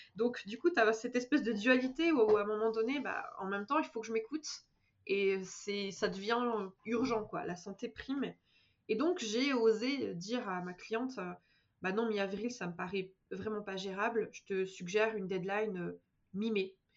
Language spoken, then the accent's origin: French; Bordeaux, Nouvelle-Aquitaine, France; moved away as an adult; also born or lived in Paris; now in Manchester, United Kingdom; je suis originaire de Bordeaux à la base